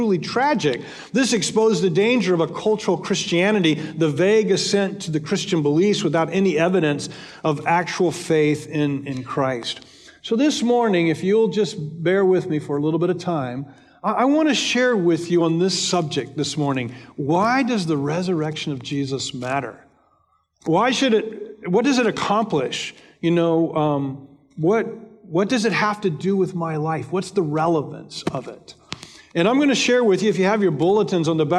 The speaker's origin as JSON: {"language": "English", "country": "United States", "said": "Americans, 66% of us"}